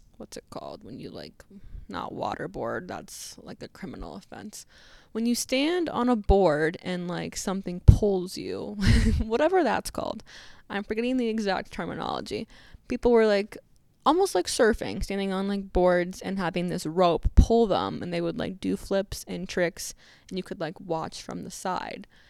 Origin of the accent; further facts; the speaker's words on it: Arizona, United States; I'm from Arizona